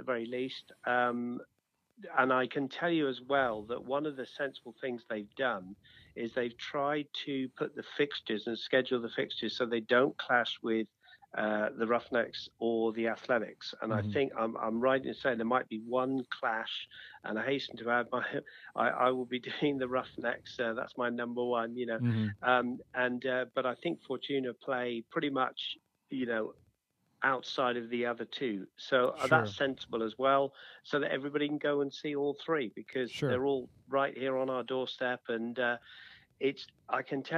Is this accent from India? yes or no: no; Exeter, South West England, United Kingdom; moved away; Exeter City, League mm-hmm. 2, you know, my hometown back in England